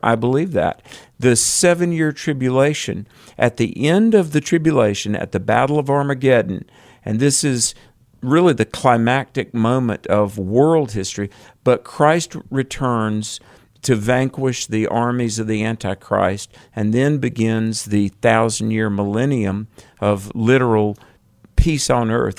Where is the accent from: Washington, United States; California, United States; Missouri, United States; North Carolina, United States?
North Carolina, United States; North Carolina. My home state.